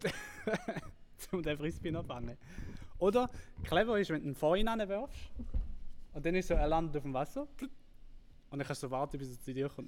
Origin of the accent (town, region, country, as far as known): Switzerland